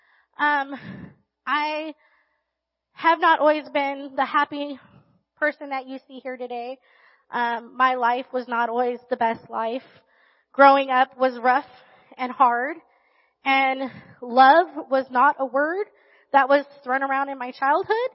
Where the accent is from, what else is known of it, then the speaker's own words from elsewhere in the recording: Riverside, California, United States; also born or lived in Barstow, California; And then when I was in third grade, we moved to Riverside.